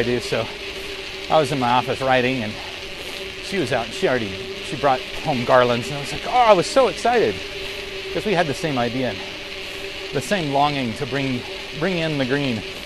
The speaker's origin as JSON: {"language": "English", "region": "Central Arkansas", "country": "United States", "tie": "born or raised there", "said": "growing up in Central Arkansas"}